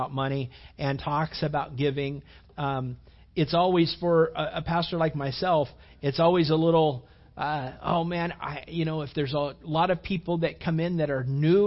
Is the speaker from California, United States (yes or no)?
yes; California, United States; moved away; Back where I grew up out in California